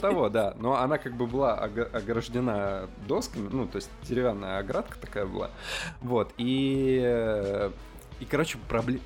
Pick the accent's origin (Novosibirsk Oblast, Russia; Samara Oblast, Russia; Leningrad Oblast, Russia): Leningrad Oblast, Russia; moved away as an adult; also born or lived in Saint Petersburg; я из, из Ленобласти